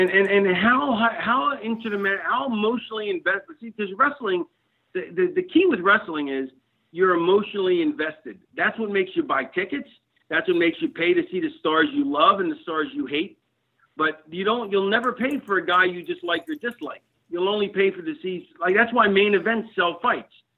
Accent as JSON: {"language": "English", "town": "Philadelphia", "region": "Pennsylvania", "country": "United States", "tie": "born or raised there", "also_born_or_lived": "Connecticut", "moved": "as an adult"}